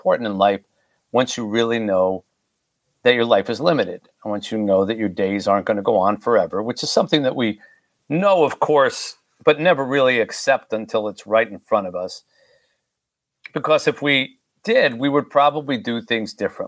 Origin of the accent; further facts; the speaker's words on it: Haiti; my own country, in my case, Haiti